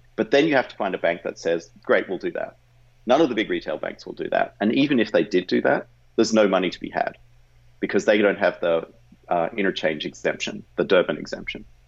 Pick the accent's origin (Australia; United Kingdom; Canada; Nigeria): Australia; moved away as an adult; now in United States; I grew up in Australia